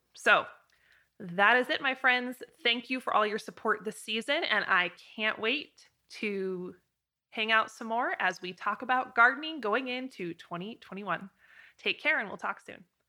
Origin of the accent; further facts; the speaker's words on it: Idaho, United States; a little girl growing up in Idaho